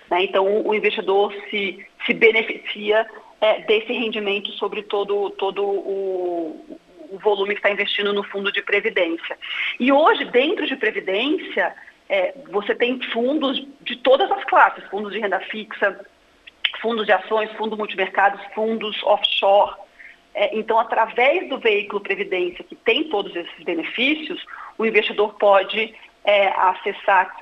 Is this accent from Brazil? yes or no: yes; Santa Catarina, Brazil; Não sou gaúcha, sou catarinense. casada